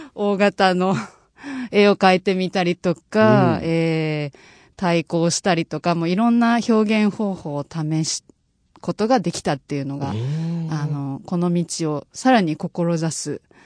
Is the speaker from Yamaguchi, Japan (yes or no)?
no; Fukuoka, Japan; moved away; also born or lived in London; 自分のその出身地である福岡